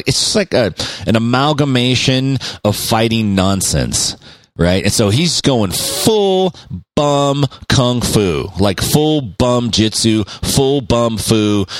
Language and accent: English; Stockton, California, United States; I grew up in Stockton, and I still live in Stockton